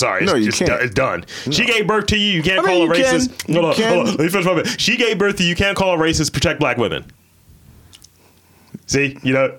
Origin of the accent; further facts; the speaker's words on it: Baltimore, Maryland, United States; accent: Baltimorean; I'm from Baltimore. Because usually people accuse me of not being from here.